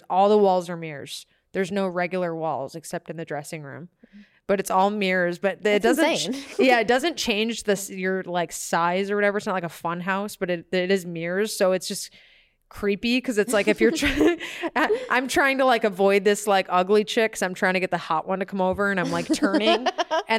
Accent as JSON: {"language": "English", "region": "Michigan", "country": "United States", "also_born_or_lived": "Tampa / Jacksonville", "moved": "yes", "said": "I'm from Michigan"}